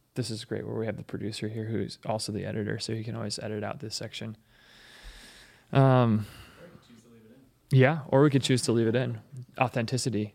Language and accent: English; Seattle, Washington, United States; I grew up in Seattle, which is progressive